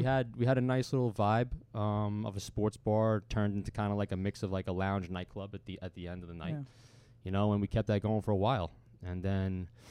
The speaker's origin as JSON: {"language": "English", "town": "Bayville", "region": "New York", "country": "United States", "said": "I'm from the North Shore of Long Island. So, you know, I'm from Bayville, Locust Valley."}